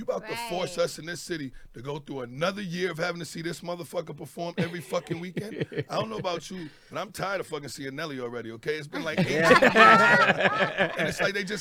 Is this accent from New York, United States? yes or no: yes; New York City, New York, United States; moved away as an adult; now in Las Vegas, United States; I'm from Brooklyn, New York, but I've been in Vegas